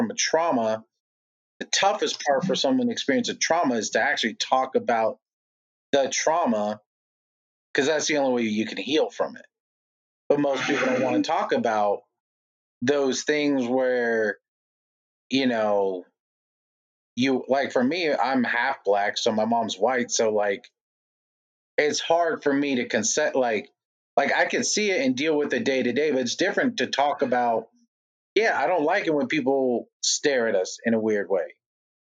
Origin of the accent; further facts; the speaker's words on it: California, United States; now in Lubbock, Texas, United States; I grew up on the West Coast